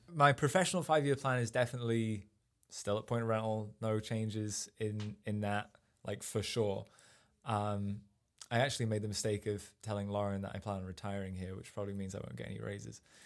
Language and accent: English; Sheffield, Yorkshire and the Humber, United Kingdom; moved away as an adult; also born or lived in Rotherham; now in United States; I grew up in uh, just outside of Sheffield in England, which is up in the north